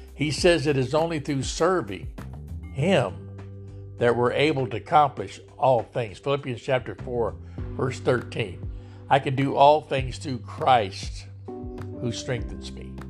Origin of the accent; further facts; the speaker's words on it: Lodi, United States; here in my hometown of Lodi